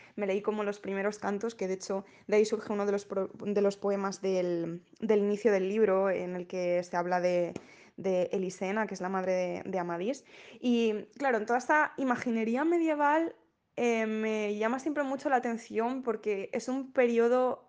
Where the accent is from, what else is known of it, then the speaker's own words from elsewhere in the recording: Asturias, Spain; yo soy asturiana, entonces quería como reflejar un poco la tradición que tenemos aquí